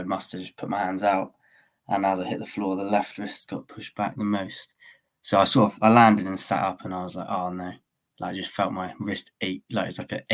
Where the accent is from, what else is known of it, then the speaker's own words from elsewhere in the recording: Weymouth, South West England, United Kingdom; I'm 24, I'm from Weymouth.